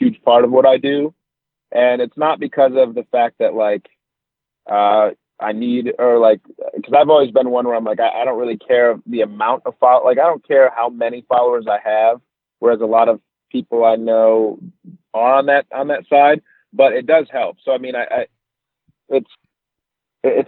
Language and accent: English; Detroit area, Michigan, United States; moved away; I'm from Michigan, Detroit area, so I'm a little bit north of Detroit